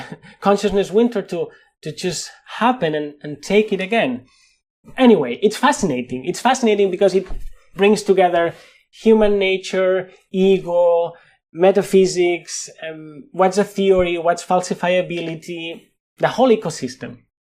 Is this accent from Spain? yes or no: yes; Spain; accent: Spanish; English is a second language; with my Spanish accent